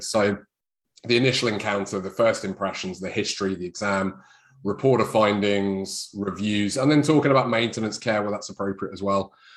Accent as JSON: {"language": "English", "country": "United Kingdom", "said": "this is being British."}